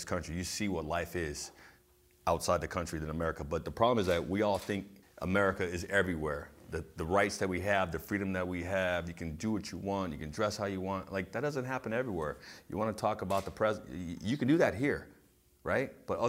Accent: San Diego, California, United States; growing up in San Diego

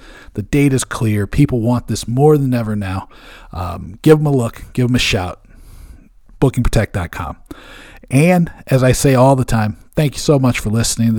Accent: Bremerton, Washington, United States; almost my hometown. I was born in Bremerton, so it's just across the sound from Seattle, in Seattle, Washington.

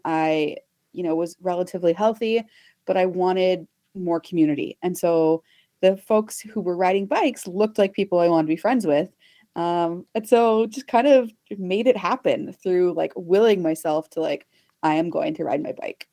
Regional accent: Texas, United States; I grew up in Texas

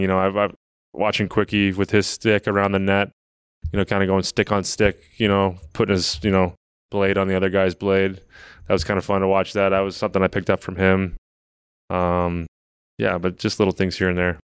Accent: St. Louis, Missouri, United States; moved away; growing up in Saint Louis back then

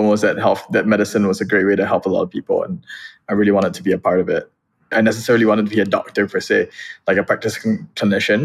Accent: Singapore; moved away; also born or lived in Boston; I would introduce myself first and foremost as a Singaporean.

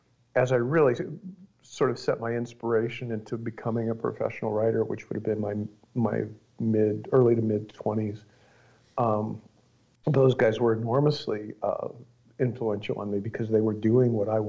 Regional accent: northeastern Ohio, United States; moved away as an adult; now in Northern California, United States; I grew up in Ohio, sort of the north, eastern part of it. So industrial, Rust Belt, Ohio, in a factory town

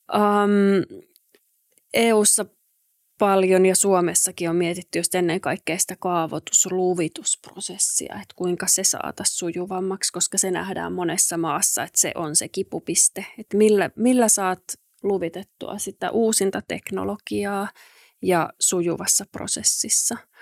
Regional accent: Jyväskylä, Central Finland, Finland; kotikaupunkini Jyväskylän

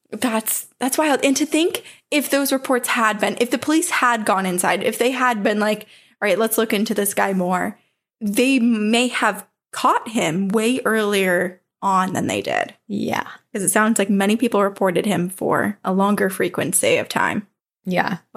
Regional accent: San Diego, California, United States; I'm from San Diego, California, and most of my family is from Mexico.

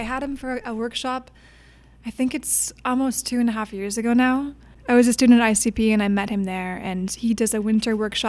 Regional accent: the Midwest, Minnesota, United States; moved away; I'm from the Midwest.

